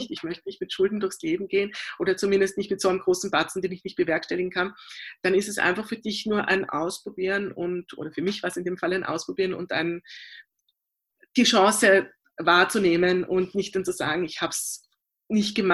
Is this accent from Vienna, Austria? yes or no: yes; Vienna, Austria; Na, es war so, also ich bin äh, in der Theaterwelt von Wien aufgewachsen durch meine Eltern.